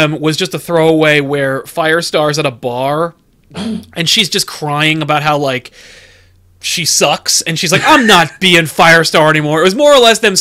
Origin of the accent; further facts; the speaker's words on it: United States; As an American